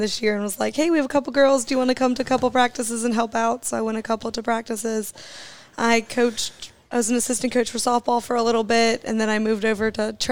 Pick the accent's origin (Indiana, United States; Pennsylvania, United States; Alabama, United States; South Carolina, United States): South Carolina, United States; Columbia; now in Greenwood, United States; I'm from Columbia originally